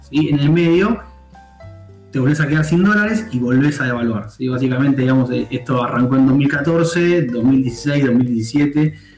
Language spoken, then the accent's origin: Spanish; Argentina